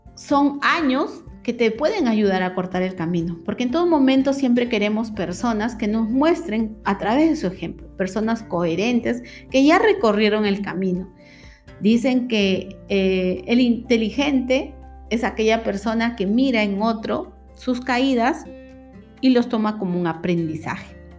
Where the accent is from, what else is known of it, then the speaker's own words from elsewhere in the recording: Peru; aquí en mi país, Perú